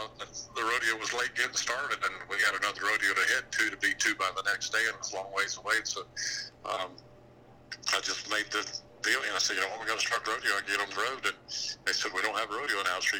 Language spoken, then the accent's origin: English; Palatka, Florida, United States; I am from Palatka, Florida, born and raised in Palatka